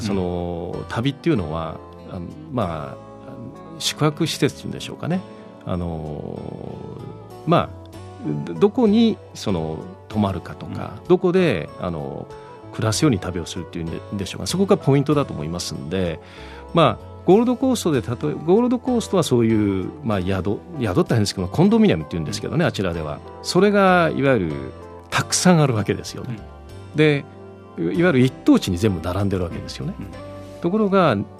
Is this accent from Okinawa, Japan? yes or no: yes; Miyakojima, Okinawa, Japan; accent: Miyako dialect; moved away as an adult; also born or lived in Tokyo; now in Gold Coast, Australia; 沖縄のやっぱり私も生まれですし、うん、あの沖縄の,、まあ、あの沖縄育ちましたから